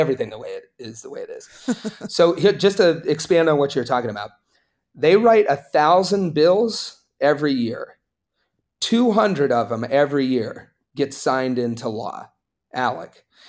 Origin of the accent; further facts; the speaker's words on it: Appalachia, United States; I grew up in Appalachia, it's a very conservative place